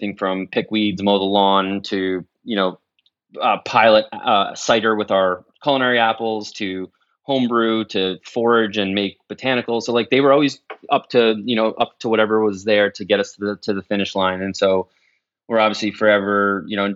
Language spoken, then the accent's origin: English; New Jersey, United States; moved away as an adult; also born or lived in New York; now in Maryland, United States; I grew up in New Jersey, but lived in New York almost 20 years.